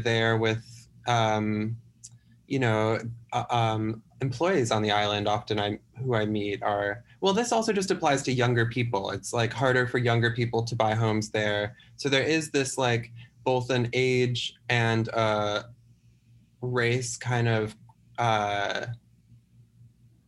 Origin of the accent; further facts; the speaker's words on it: the Midwestern United States, United States; I grew up in the Midwestern United States